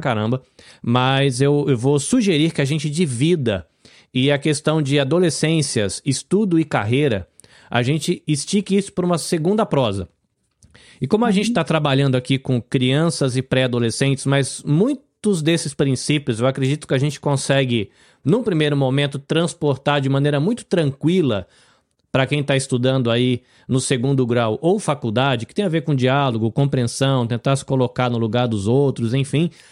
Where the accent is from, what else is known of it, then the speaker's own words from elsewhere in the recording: Brazil; now in Japan; Eu sou brasileiro, vivo no Japão